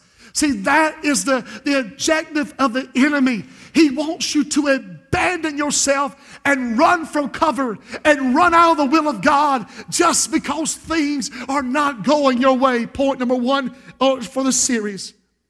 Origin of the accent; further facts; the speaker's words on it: Society Hill, United States; But when I was raised in Society Hill, if a storm was coming up, you unplugged everything.